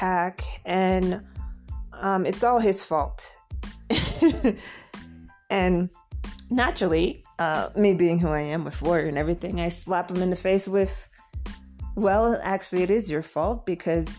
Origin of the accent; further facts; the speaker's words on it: Florida, United States; moved away as an adult; now in Bogota, Colombia; I'm a transplant from Florida in the U.S. and seeking to settle here